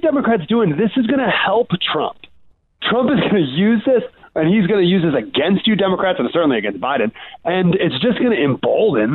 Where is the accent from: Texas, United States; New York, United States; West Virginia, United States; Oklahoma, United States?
New York, United States; Syracuse; also born or lived in Jackson, Tennessee; now in San Diego, United States; I grew up in Syracuse, New York, moved to Jackson, Tennessee